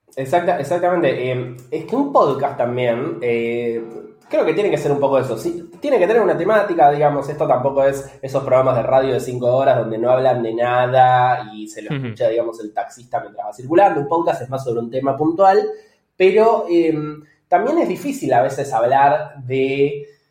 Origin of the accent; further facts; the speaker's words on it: Bahía Blanca, Buenos Aires Province, Argentina; now in Buenos Aires, Argentina; Yo vivo ahora en Buenos Aires, yo soy oriundo de, Bahía Blanca.